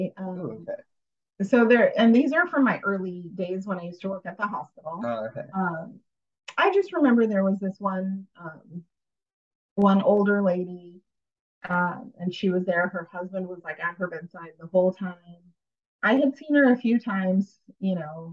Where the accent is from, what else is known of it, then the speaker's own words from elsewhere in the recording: India; moved away; I'm from India